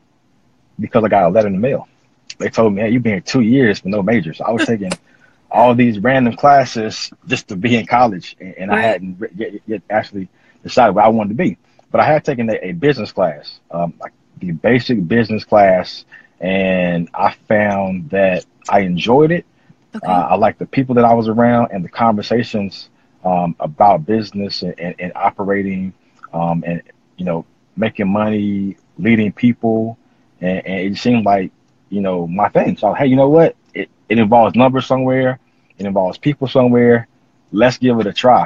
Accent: North Carolina, United States; now in Kansas City, United States; I'm from North Carolina, currently living in Kansas City, Missouri. Well, Kansas City, Kansas

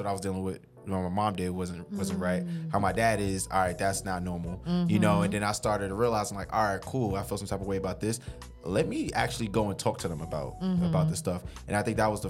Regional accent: New York City, New York, United States; moved away as an adult; also born or lived in Delaware; now in Washington, D.C., United States; Born and raised in South Jamaica, Queens

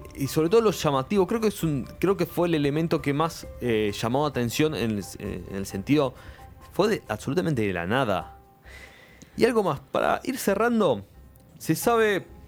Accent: Argentina

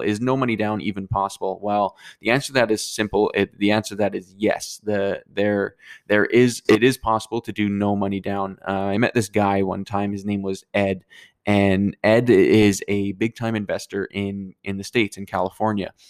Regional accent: Fort McMurray, Alberta, Canada; moved away; I'm from Fort McMurray

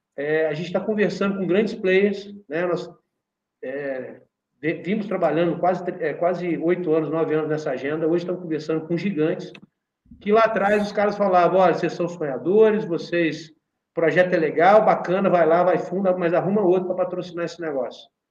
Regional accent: Minas Gerais, Brazil; a gente vive na nossa região, nós somos mineiros

